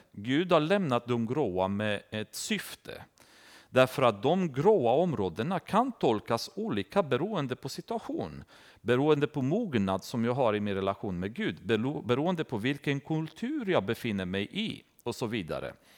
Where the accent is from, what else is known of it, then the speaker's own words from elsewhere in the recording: Romania; now in Sweden; i Rumänien, där jag kommer ifrån